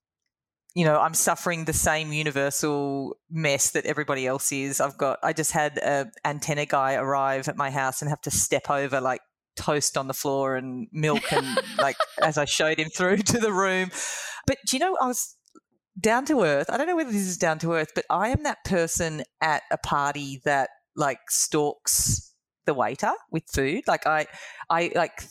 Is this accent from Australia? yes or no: yes; Sydney, New South Wales, Australia; moved away as an adult; also born or lived in London / Chile; I grew up in Sydney